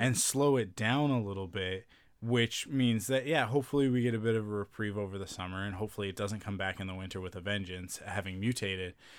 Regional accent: Canada; being Canadian

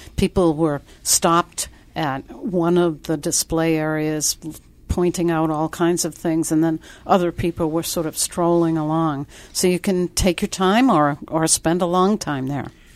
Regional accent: Worcester, Massachusetts, United States; also born or lived in New Bedford, Massachusetts; I was born in New Bedford, but then my family moved to the Worcester area.

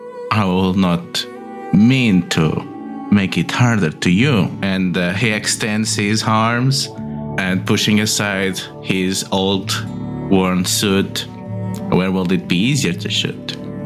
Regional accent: Araucanía, Chile; I'm from Araucania, so I am a bit of cowboy myself.

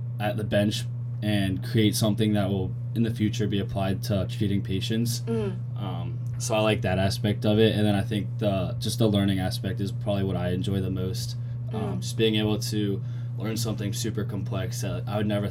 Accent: Cincinnati, Ohio, United States; moved away as an adult; now in Columbia, United States; I'm from Cincinnati, Ohio

